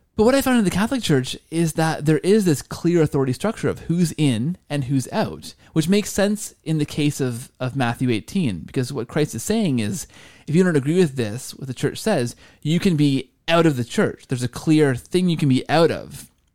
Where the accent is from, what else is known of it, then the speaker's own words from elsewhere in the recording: Canada; as a Canadian